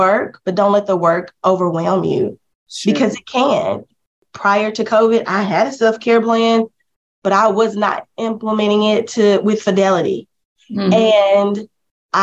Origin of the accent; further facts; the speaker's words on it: Monticello, Mississippi, United States; my hometown, who really only had one school counselor